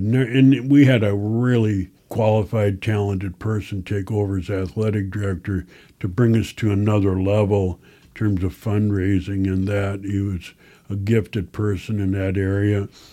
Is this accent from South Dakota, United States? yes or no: yes; Chancellor, South Dakota, United States; now in Sioux Falls, United States; From a little town southwest of here called Chancellor. I was the last class to graduate